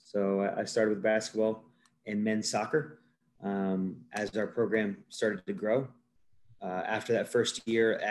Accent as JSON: {"language": "English", "region": "Northwest Ohio", "country": "United States", "tie": "born or raised there", "also_born_or_lived": "Upland, Indiana", "moved": "as an adult", "said": "I am originally from Northwest Ohio. I grew up in a small, little country town."}